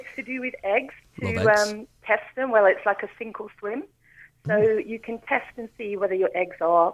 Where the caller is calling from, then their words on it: Hayes, London, United Kingdom; I'm calling from Hayes near Heathrow.